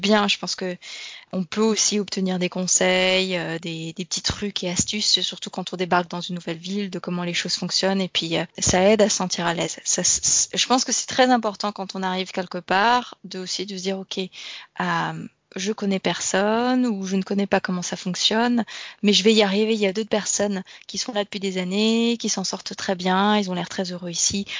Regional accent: France; also born or lived in Denmark / England; now in Australia; je suis française

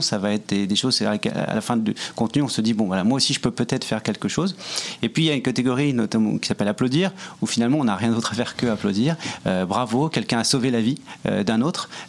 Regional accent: Paris, Île-de-France, France; now in Montreal, Canada; on est français tous les deux, euh, parisien pour ma part

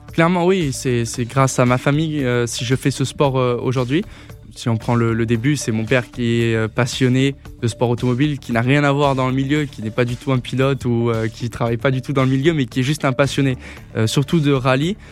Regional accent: Grasse, south of France, France; je suis originaire du sud de la France.

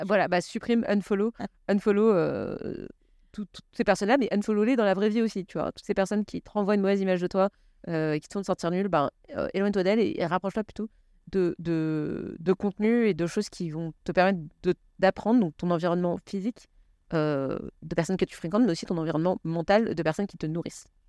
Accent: Paris, Île-de-France, France; J'ai grandi à Paris

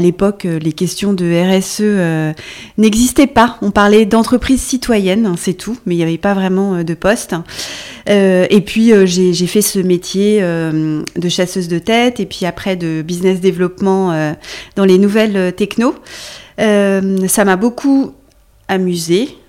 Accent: Brittany, France; also born or lived in Luxembourg / Brussels / London / Budapest; now in Paris, France; Je suis bretonne

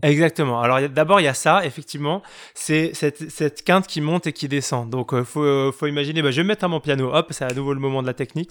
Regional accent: Douai, Hauts-de-France, France; ma ville natale, Douai

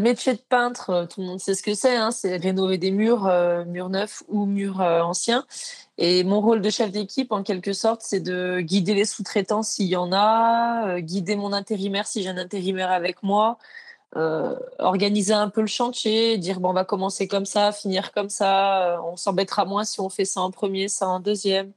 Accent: Maurienne, Auvergne-Rhône-Alpes, France; moved away; j'étais de Maurienne à la base, euh, quand j'avais 16 ans, j'ai cherché un apprentissage

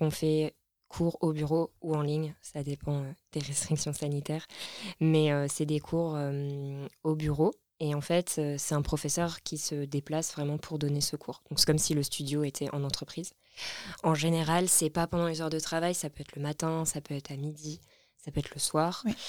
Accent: Lorraine, Grand Est, France; moved away as an adult; also born or lived in Nancy / Grenoble; now in Paris, France; je viens de Lorraine, dans l'est de la France.

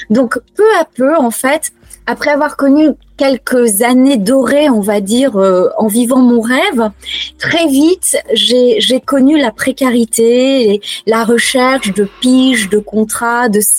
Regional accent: Auvergne-Rhône-Alpes, France; Donc moi, je suis née euh, en Auvergne. Donc, mais vraiment, j'ai vécu euh, au pied du plateau de Gergovie.

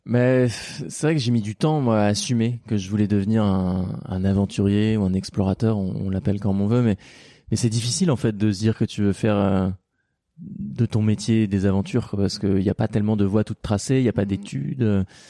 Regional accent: Normandy, France; On a grandi en Normandie

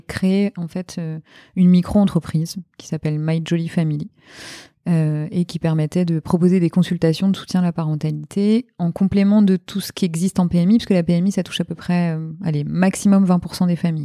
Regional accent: Normandy, France; moved away as an adult; also born or lived in Hauts-de-Seine, France; je suis originaire de Normandie à la base

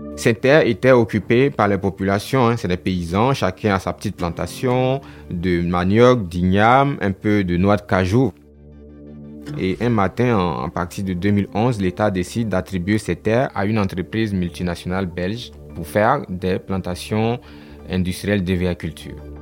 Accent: Côte d’Ivoire; Chez nous en Afrique et particulièrement en Côte d'Ivoire

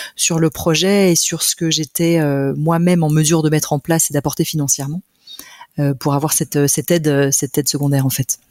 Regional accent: Monts du Lyonnais, Auvergne-Rhône-Alpes, France; also born or lived in Lyon; je suis lyonnaise d'origine, née à Lyon et euh, j'ai grandi dans les monts du Lyonnais

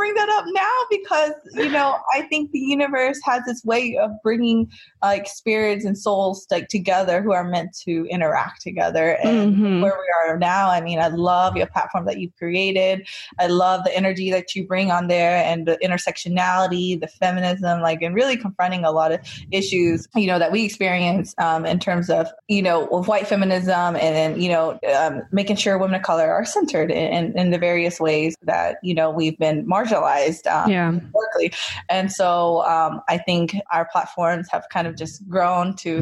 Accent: North Carolina, United States; moved away as an adult; also born or lived in Northern California; now in Los Angeles, United States; I grew up in North Carolina

